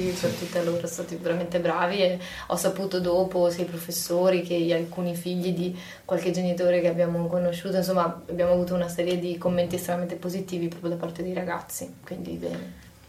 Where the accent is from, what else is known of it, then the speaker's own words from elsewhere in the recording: Padua, Veneto, Italy; io sono una padovana